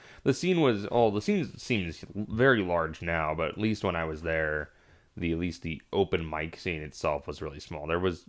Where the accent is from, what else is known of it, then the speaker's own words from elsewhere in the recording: Clovis, California, United States; also born or lived in Fresno, California; now in Portland, United States; I'm actually from, or I grew up in Clovis, which is, like, the suburban area right outside of Fresno